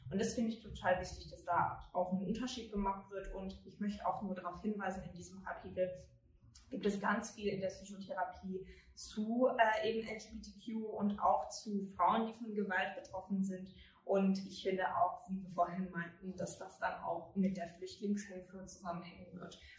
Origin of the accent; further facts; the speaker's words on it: United Kingdom; German is a second language; moved away as an adult; now in Germany; ich komme aus Großbritannien, ich wohne erst seit vier Jahren in Deutschland